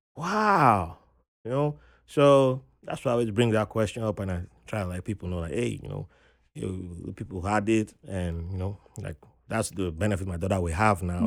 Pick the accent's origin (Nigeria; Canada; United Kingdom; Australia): Nigeria; moved away as an adult; also born or lived in Virginia, United States; now in New York, United States; growing up in Nigeria, you had to go cut grasses